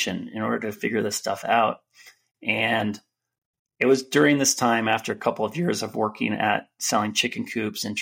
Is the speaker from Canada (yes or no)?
no; Marin County, San Francisco Bay Area, California, United States; also born or lived in New York; I grew up in the Bay Area in Marin County